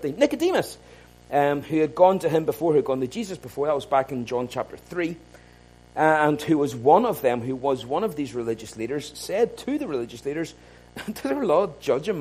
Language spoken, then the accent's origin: English; Ballymena, Northern Ireland, United Kingdom; I grew up in Ballymena